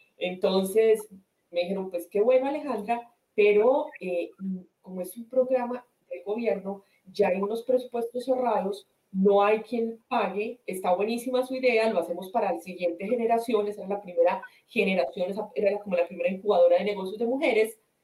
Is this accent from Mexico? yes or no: no; Colombian Coffee Axis, Colombia; moved away as an adult; also born or lived in Spain; now in United States; soy colombiana del eje cafetero, eh, vivo hace siete años en los Estados Unidos